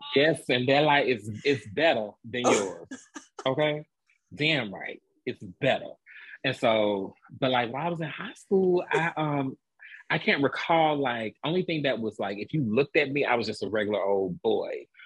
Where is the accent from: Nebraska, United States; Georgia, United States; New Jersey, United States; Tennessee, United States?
Georgia, United States; Atlanta; moved away as an adult; now in Dallas, United States; I am a Atlanta native, born and raised in Atlanta, Georgia